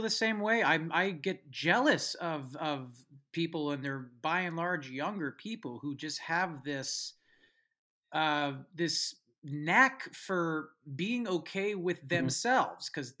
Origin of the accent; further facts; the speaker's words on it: San Francisco Bay Area, California, United States; where I'm from uh, San Francisco Bay Area